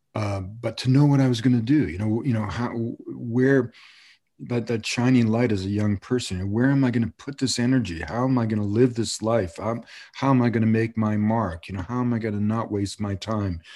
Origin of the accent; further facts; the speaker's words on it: Montreal, Quebec, Canada; moved away; also born or lived in British Columbia / Colombia; when I was a little, little boy, growing up in Montreal during the time of the two solitudes, I grew up in an English community